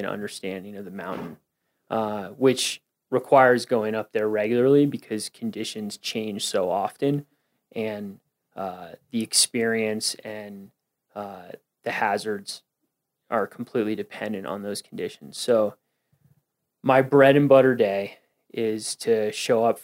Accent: Westchester County, New York, United States; now in Colorado, United States; I'm from New York, Westchester County, New York

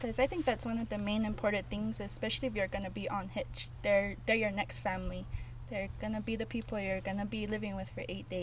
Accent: Zuni, New Mexico, United States; I am from Crew 663 and from Zuni, New Mexico

